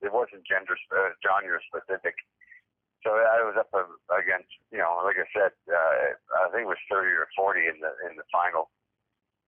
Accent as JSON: {"language": "English", "region": "Northern Ontario", "country": "Canada", "tie": "born or raised there", "said": "I grew up in Northern Ontario"}